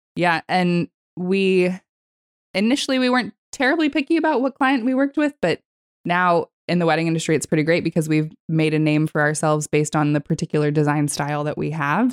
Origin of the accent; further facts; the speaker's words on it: California, United States; moved away; also born or lived in Texas; I was born in Texas and actually primarily grew up in California. I lived in California from the age of ten until I was nineteen